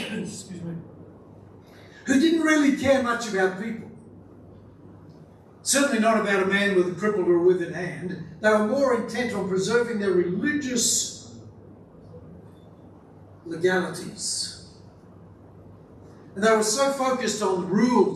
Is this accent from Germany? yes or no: no; Australia; I'm an Aussie male